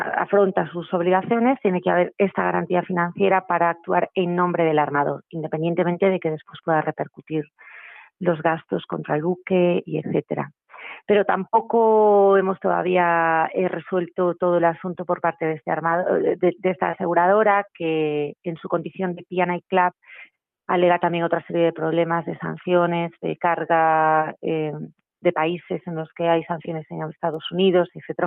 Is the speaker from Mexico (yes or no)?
no; Spain; Nosotros estamos en España y somos españoles